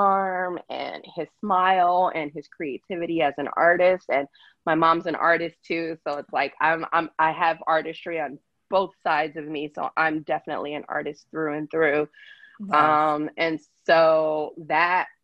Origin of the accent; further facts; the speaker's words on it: Pennsylvania, United States; moved away as an adult; now in Los Angeles, United States; for the first 10 years, I grew up in LA. So I was born in LA, lived in LA for the first 10 years of my life. And then my mom had my baby sister, and then we moved to Pennsylvania